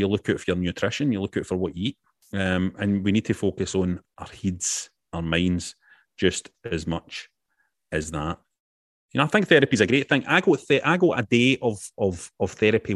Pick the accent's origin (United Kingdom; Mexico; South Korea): United Kingdom; As British wrestling fans